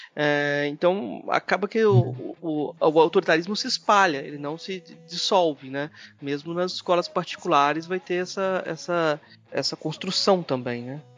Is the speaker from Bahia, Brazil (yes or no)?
no; Goiás, Brazil; eu como goiano